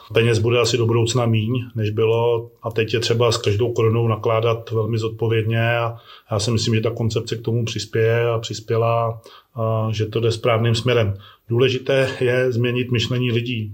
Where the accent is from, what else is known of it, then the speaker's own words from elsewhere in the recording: Žihle, Plzeň Region, Czechia; já jsem ze Žile